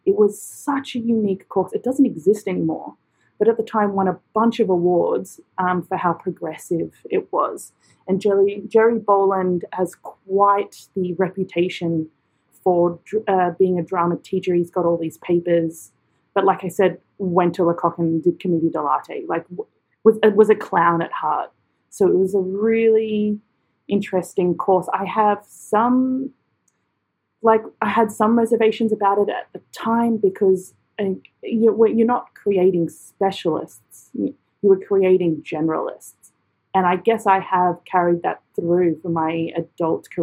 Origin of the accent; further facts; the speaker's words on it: Australia; moved away as an adult; also born or lived in London / Edinburgh; my own country